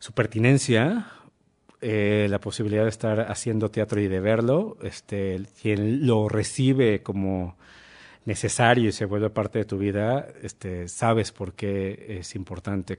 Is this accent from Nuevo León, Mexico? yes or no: yes; Monterrey, Nuevo León, Mexico; moved away as an adult; now in Mexico City, Mexico; yo también soy de Monterrey